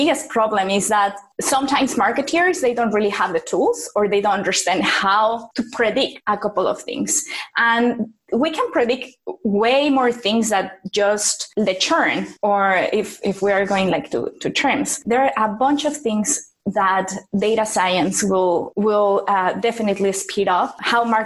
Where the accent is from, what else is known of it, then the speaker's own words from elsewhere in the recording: Mexico; moved away; also born or lived in South America; I'm from Mexico and I live in a couple of places in South America, like across Latin America